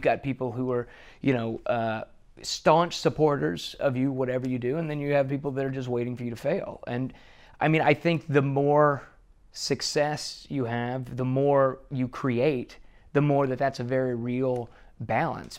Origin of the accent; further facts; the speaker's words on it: Bossier City, Louisiana, United States; moved away; I grew up in Bossier City, and, uh, Shreveport is our big city right next door